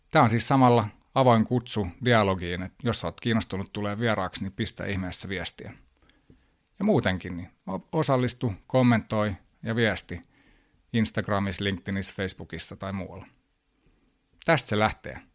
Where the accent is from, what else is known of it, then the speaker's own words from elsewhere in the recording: New York, United States; born there; mä oon syntynyt New Yorkissa ja hyvin kansainvälinen nuoruus.